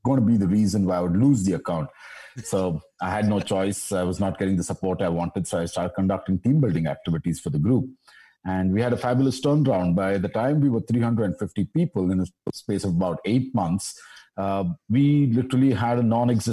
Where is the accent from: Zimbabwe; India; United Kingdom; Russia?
India; Bangalore, Karnataka; I'm from Bangalore